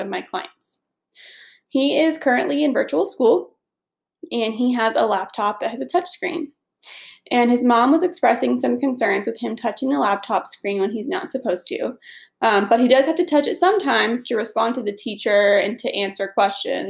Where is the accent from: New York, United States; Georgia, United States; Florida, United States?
Georgia, United States; Atlanta; I was born and raised in Atlanta. And I currently live in Atlanta